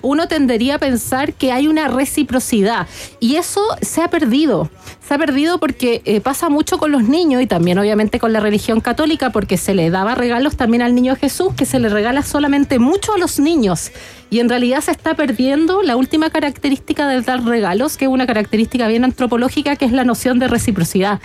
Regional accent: Antofagasta, Chile; yo nací, nací en Antofagasta

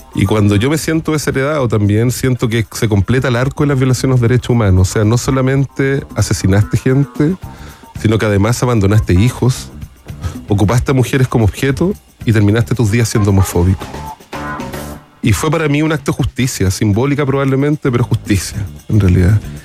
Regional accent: Chile; de Chile

